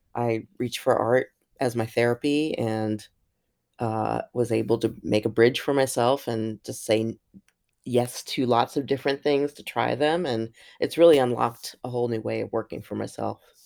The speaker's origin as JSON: {"language": "English", "town": "Columbus", "region": "Ohio", "country": "United States", "tie": "born or raised there", "also_born_or_lived": "New York"}